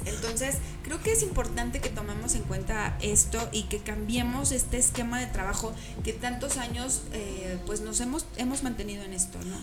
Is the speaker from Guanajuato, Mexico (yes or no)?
no; San Luis Potosí, Mexico